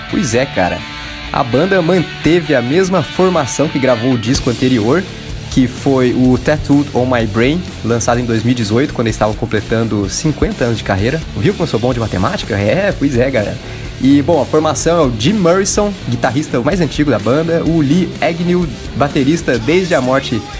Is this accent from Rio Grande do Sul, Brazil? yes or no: yes; Porto Alegre, Rio Grande do Sul, Brazil; Somos do Rio de Janeiro, mas eu sou de Porto Alegre e sou fã do programa.